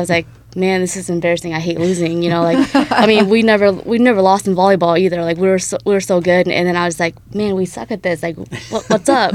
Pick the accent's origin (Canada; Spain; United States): United States; Dakota City, Nebraska; to be technical, I'm from Dakota City. I just went to South City High School